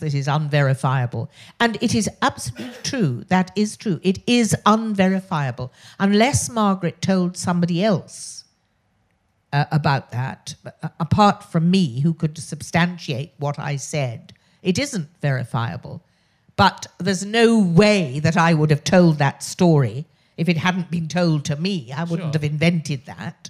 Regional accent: Oxford, South East England, United Kingdom; accent: posh; I was born in Oxford, which is why I have this very irritatingly posh voice.

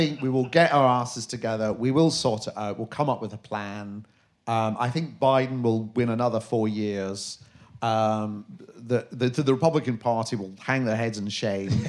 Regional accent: Glasgow, Scotland, United Kingdom; I'm from Glasgow

